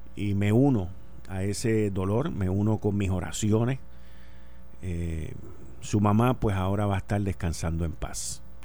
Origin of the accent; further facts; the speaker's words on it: Spain; Como mujer, como española, como madre